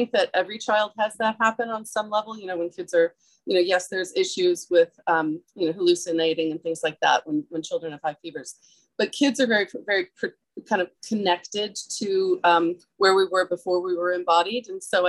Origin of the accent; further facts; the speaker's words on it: Maryland, United States; also born or lived in New York / England; Well, I'm from New England, Maryland and New York, but primarily Maryland, but I lived in England for many years.